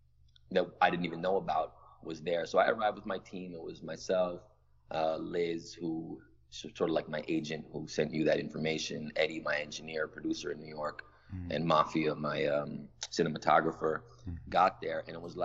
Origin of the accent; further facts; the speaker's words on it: Toronto, Ontario, Canada; I'm a rapper from Toronto.